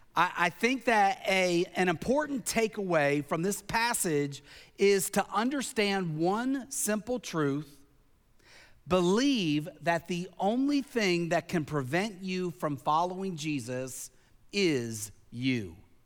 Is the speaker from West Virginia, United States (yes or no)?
no; Tennessee, United States; also born or lived in Pennsylvania; Now, when I was a child, growing up in Tennessee, growing up in Pennsylvania, I climbed a lot of trees.